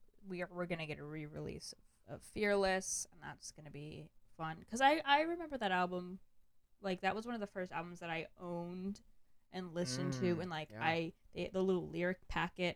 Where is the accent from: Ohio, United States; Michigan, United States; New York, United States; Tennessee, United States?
New York, United States; Long Island; We're both from Long Island. I've lived here all 22 gorgeous years of my life